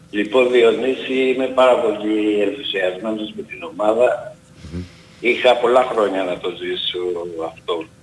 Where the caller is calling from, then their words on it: Greece; από τη Νέα Ασμένη.